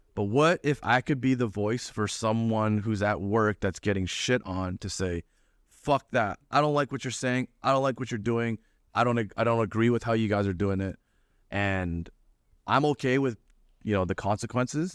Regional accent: Toronto, Ontario, Canada; I'm from Toronto

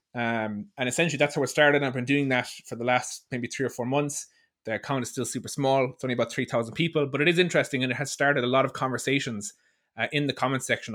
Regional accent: Ireland; I'm from Ireland.

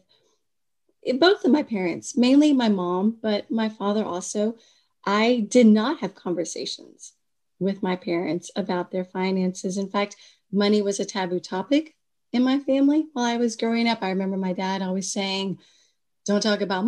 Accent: Kentucky, United States; moved away as an adult; also born or lived in Washington, D.C.; when I moved back from Washington, D.C. to my home state of Kentucky

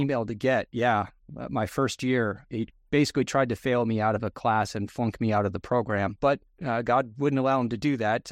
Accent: Rhode Island, United States; moved away as an adult; also born or lived in Pennsylvania / Rapid City, South Dakota; I boomeranged back to my home state of Rhode Island

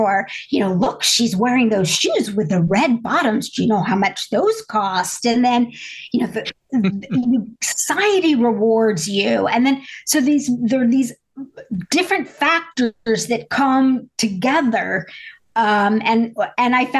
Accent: Indiana, United States; I grew up in a small town in Indiana

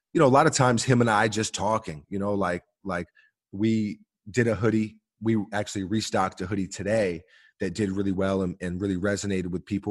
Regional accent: New York City, New York, United States; growing up in New York City, we're always on the train

